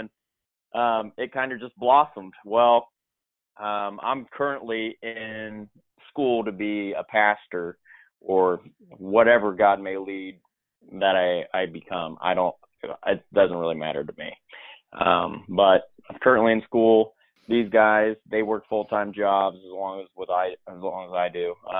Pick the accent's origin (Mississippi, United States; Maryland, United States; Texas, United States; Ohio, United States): Ohio, United States; West Liberty; I'm from West Liberty, Ohio.